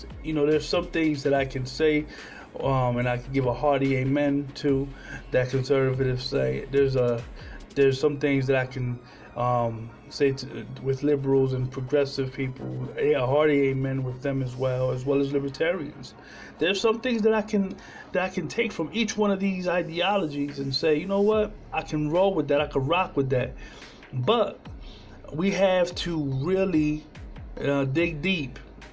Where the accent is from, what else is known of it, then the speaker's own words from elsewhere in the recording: Trenton, New Jersey, United States; My hometown in Trenton, New Jersey, probably still doesn't have clean water either.